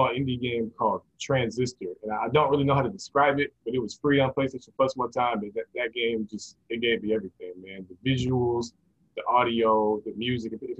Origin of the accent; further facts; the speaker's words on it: Champaign, Illinois, United States; moved away as an adult; now in Georgia, United States; I'm originally from Champaign, Illinois, spread up there where the University of Illinois is, a little college town